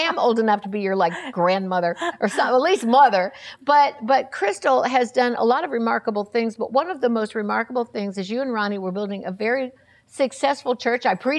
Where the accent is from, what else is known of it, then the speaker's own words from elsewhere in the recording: Florida, United States; I came from Florida, and their whole family were known as a large church preacher family